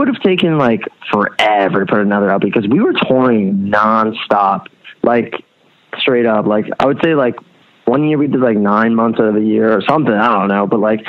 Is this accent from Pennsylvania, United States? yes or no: yes; Allentown, Pennsylvania, United States; but you know, I come from Allentown. That's where I was born.